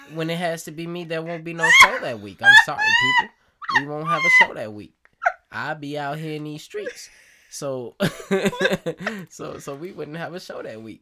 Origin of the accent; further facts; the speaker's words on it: Chicago, Illinois, United States; I am, I am from Chicago